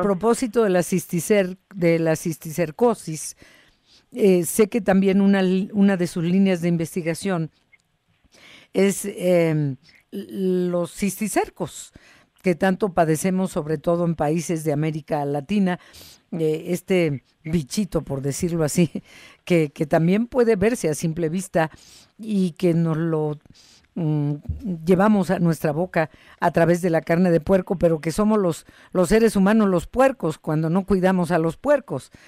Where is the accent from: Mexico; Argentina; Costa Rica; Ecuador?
Mexico